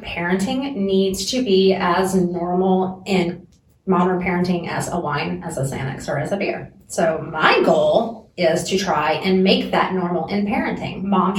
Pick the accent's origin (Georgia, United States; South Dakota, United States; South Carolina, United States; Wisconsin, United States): South Carolina, United States; moved away; South Carolina.